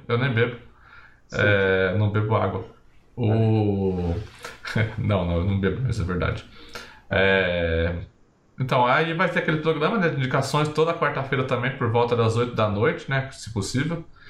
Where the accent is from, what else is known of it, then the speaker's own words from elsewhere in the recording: Brazil; como bom brasileiro